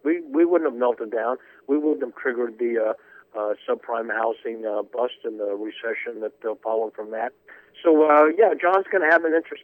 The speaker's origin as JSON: {"language": "English", "town": "Springfield", "region": "Ohio", "country": "United States", "tie": "born or raised there", "also_born_or_lived": "Columbus, Ohio", "said": "I was born in Springfield, Ohio in 1948"}